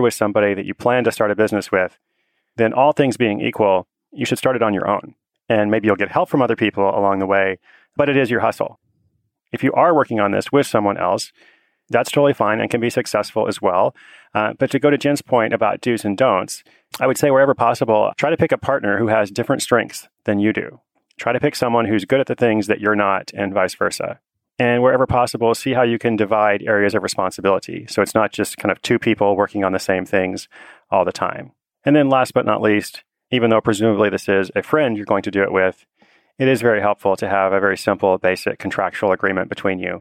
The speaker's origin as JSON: {"language": "English", "town": "Portland", "region": "Oregon", "country": "United States", "tie": "born or raised there", "said": "I'm back in my hometown of Portland, Oregon"}